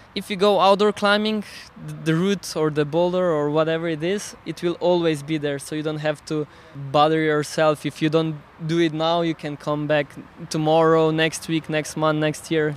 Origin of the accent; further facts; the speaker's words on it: Slovenia; English is a second language; i come from Slovenia so I consider myself a Slovenian